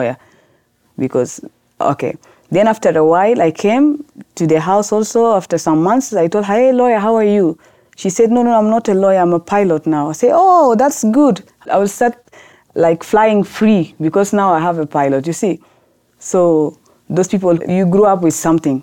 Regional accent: Khartoum, Sudan; English is a second language; now in South Sudan; I'm new in that village because I grew up in Khartoum.

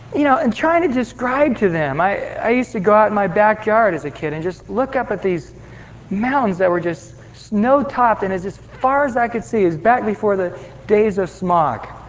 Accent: Visalia, California, United States; I grew up in Visalia, right at the foot of the sequoias in Yosemite

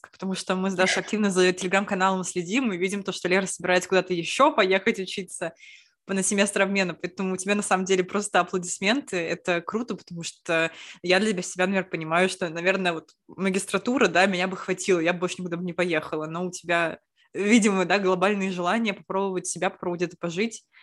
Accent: Saint Petersburg, Russia; Это подкаст, в котором мы, лучшие подруги из Петербурга, хотим учиться за границей.

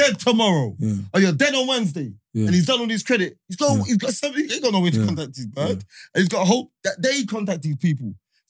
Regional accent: England, United Kingdom; I'm from England, bro.

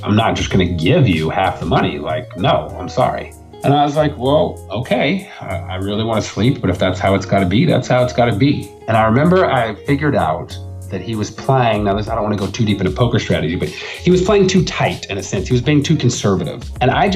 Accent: Texas, United States; I'm from Texas

